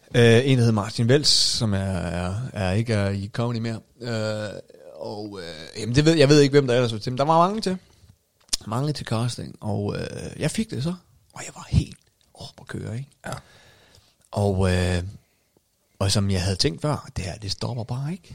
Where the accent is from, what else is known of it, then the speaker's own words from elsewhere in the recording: North Jutland, North Denmark Region, Denmark; jeg var jo stadig nordjyde